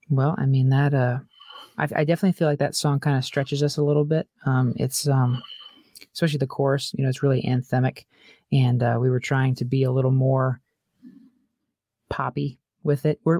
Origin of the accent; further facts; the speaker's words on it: California, United States; born there; now in Albany, United States; I, so I was born in California. We were there for many years um, and lived all over.